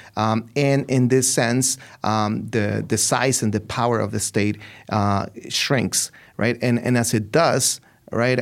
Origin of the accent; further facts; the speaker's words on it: Ciudad Juárez, Chihuahua, Mexico; I'm from Ciudad Juarez. Right? I'm from that city